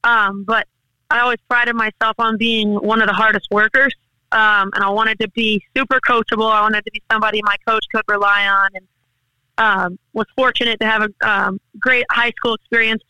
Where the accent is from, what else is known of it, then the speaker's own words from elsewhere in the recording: St. Augustine, Florida, United States; it was in my hometown, Flagler College